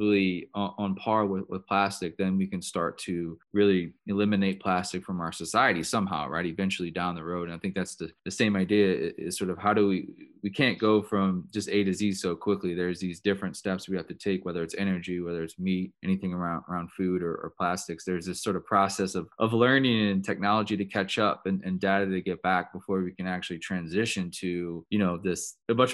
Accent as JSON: {"language": "English", "town": "New Orleans", "region": "Louisiana", "country": "United States", "tie": "born or raised there", "said": "growing up in New Orleans"}